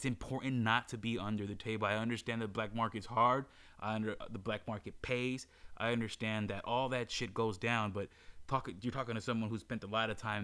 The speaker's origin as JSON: {"language": "English", "region": "Maryland", "country": "United States", "moved": "as an adult", "lives_now": "Los Angeles, United States", "said": "my home state, which is Maryland."}